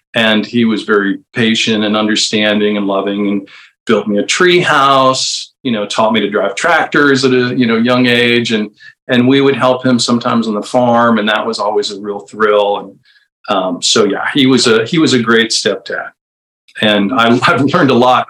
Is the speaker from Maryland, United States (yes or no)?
no; Bardstown, Kentucky, United States; moved away; also born or lived in St. Louis, Missouri / Indiana / Chicago; I think I was about three when we moved to Bardstown, Kentucky